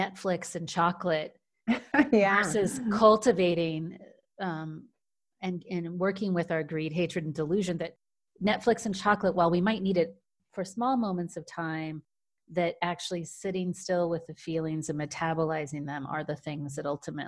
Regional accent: California, United States; I'm from California

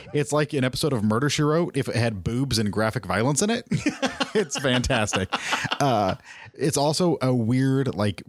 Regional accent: Midwest, United States; I'm from the Midwest. That's what we do. We don't have oceans to go to like fancy folk.

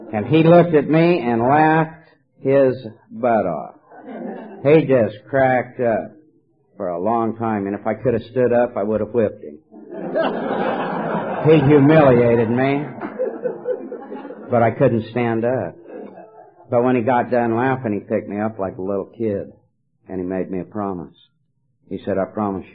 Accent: Colorado, United States; moved away as an adult; now in California, United States; I live in California, but I'm not from California. I'm from Colorado

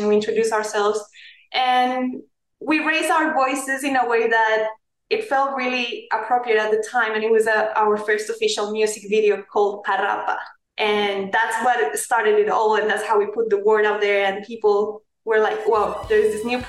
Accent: Palmira, Valle del Cauca, Colombia; moved away as an adult; now in Los Angeles, United States; I was born in Valle del Cauca, in Palmira Valle.

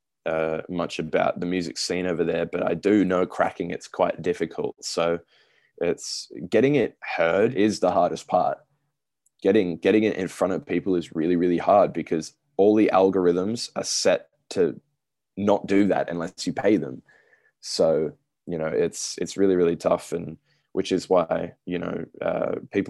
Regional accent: Australia; I'm Australian.

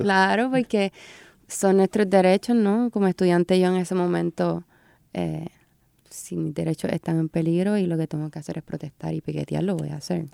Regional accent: Puerto Rico; soy puertorriqueña, vivo en Puerto Rico y sé la que hay

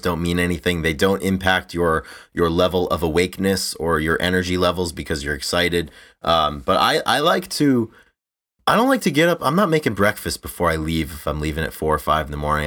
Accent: Rhode Island, United States; also born or lived in Iowa; I live in Rhode Island. I grew up in Rhode Island.

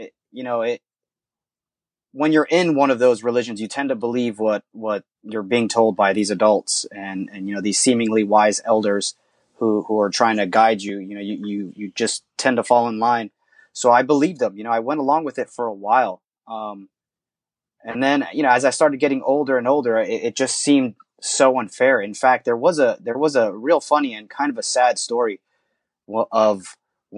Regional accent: Vineland, New Jersey, United States; born or raised there

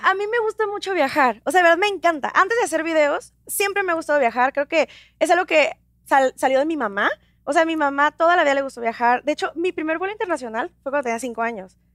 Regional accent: United States; soy de Estados Unidos

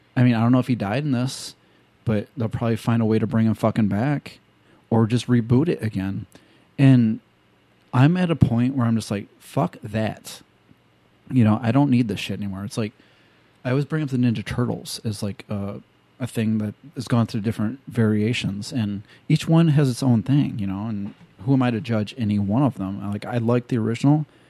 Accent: Illinois, United States; because I'm from Illinois

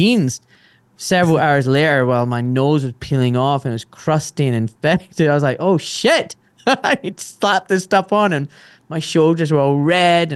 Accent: Glasgow, Scotland, United Kingdom; I grew up in Glasgow and the only brown kid in school

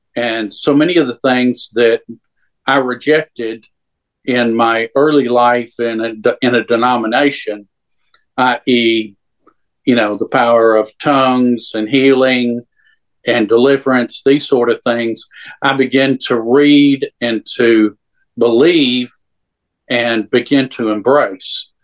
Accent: Louisiana, United States; I grew up in Louisiana

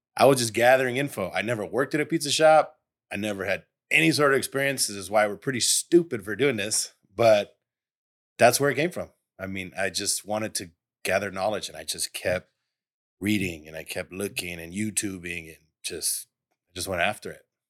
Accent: United States; also born or lived in Detroit; I'm from Austin Heights, like, what, twenty minutes away from here

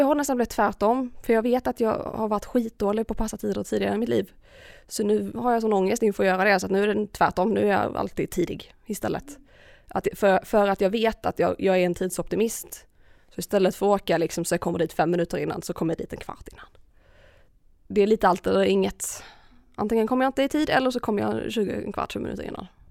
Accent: Malmö, Skåne, Sweden; moved away as an adult; also born or lived in Örebro; jag flyttade ju hemifrån också då när jag påbörjade min utbildning eftersom jag flyttade från Malmö till Örebro

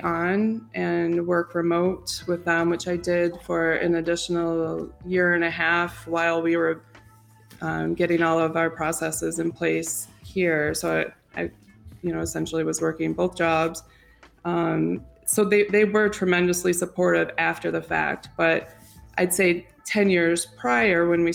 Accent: Detroit, Michigan, United States; Tom and I both grew up downstate, Metro Detroit area.

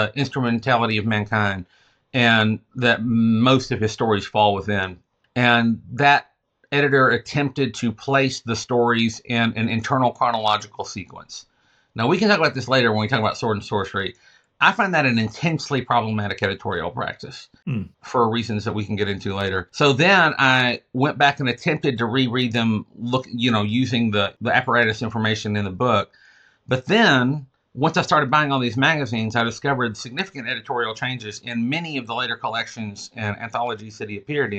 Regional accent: the American South, United States; I'm a Southerner

